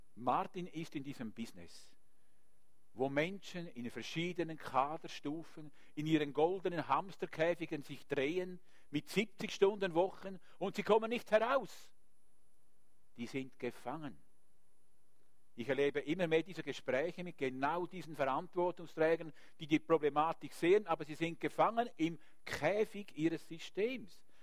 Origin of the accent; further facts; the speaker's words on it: Switzerland; Wir haben als Schweizer